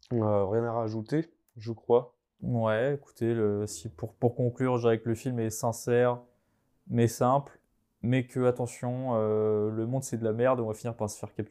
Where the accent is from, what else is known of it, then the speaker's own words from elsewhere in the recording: Vendée, Pays de la Loire, France; comme on dit chez nous en Vendée